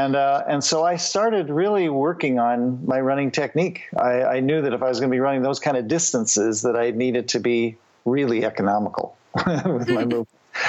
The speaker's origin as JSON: {"language": "English", "town": "Boulder", "region": "Colorado", "country": "United States", "tie": "born or raised there", "said": "I grew up in Boulder, Colorado, which is, there's lots of trail running there and stuff."}